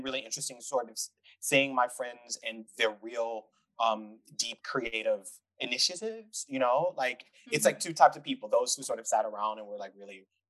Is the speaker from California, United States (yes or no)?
no; Detroit, Michigan, United States; moved away as an adult; also born or lived in Europe; now in Vienna, Austria; I grew up in Detroit, Michigan, but for most of my adult life, I've lived in Europe